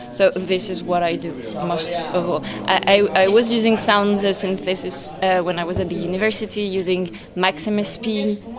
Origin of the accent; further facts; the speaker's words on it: Paris, Île-de-France, France; I come from France, Paris. I mean, I was born there.